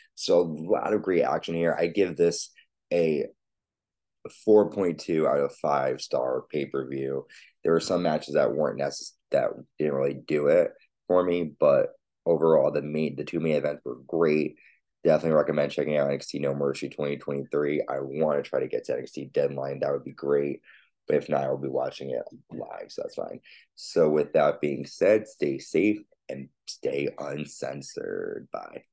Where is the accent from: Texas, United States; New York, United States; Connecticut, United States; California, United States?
Connecticut, United States; live in Bridgeport in my home state of Connecticut.